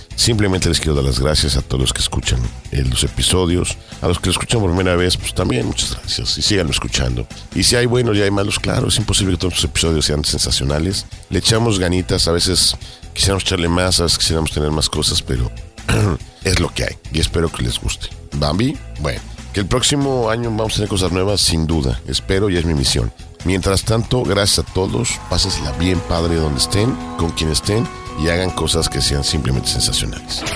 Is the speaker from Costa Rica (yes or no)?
no; Mexico; como mexicanos